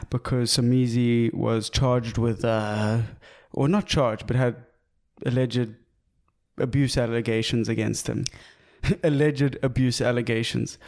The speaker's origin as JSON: {"language": "English", "country": "South Africa", "said": "as a South African"}